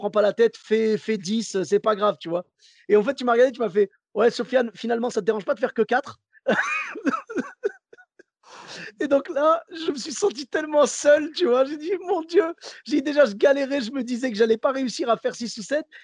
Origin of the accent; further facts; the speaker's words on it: Bordeaux, Nouvelle-Aquitaine, France; Ben, moi, comme je venais de Bordeaux